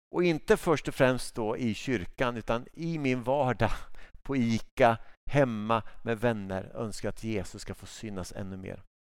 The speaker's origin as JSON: {"language": "Swedish", "country": "Sweden", "said": "jag som svensk"}